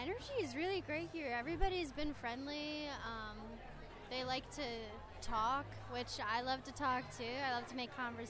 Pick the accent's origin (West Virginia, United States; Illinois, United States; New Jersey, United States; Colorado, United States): Illinois, United States; suburbs of Chicago; I'm from the suburbs of Chicago